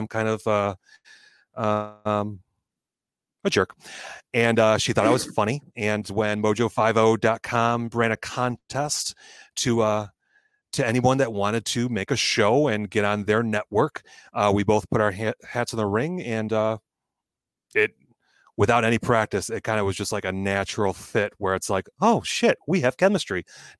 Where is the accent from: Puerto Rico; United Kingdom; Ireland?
Ireland; I'm Irish. I don't want that woman thinking of me that way ever again.